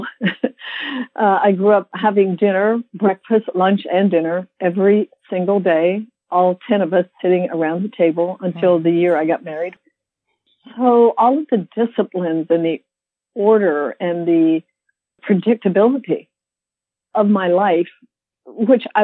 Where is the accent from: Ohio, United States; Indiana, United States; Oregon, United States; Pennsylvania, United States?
Pennsylvania, United States; Lancaster County; I grew up in the Amish culture in Lancaster County, Pennsylvania, on a farm with eight kids